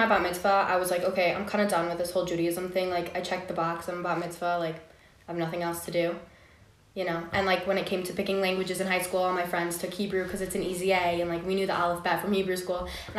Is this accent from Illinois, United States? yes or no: yes; Chicago, Illinois, United States; I'm from Chicago.